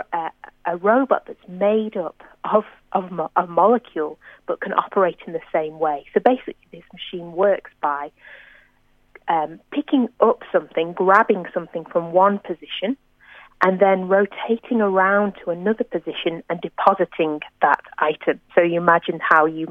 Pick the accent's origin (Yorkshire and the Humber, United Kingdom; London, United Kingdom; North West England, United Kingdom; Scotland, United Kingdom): North West England, United Kingdom; near Manchester; now in Australia; I'm, you know, near my hometown